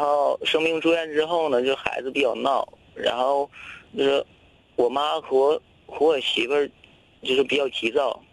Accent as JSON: {"language": "Chinese", "region": "Jilin", "country": "China", "moved": "as an adult", "lives_now": "Fujian, China", "said": "我是吉林人，嗯。然后我和我老婆在那个福建省这边上班"}